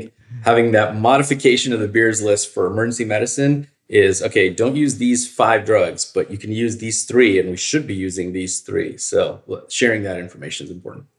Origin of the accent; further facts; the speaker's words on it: Northern Virginia, United States; moved away as an adult; also born or lived in Chicago; I'm originally from Virginia. I grew up in Northern Virginia